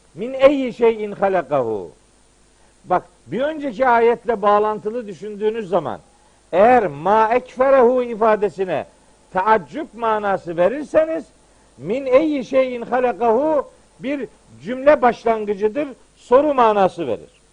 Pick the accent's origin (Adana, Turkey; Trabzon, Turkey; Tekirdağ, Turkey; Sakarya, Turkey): Trabzon, Turkey; bizim Trabzon'da atma türküler var